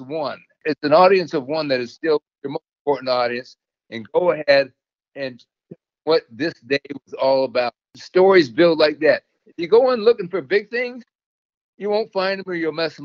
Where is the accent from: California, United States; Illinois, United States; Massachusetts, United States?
California, United States; Torrance; it was also near my hometown of Torrance, California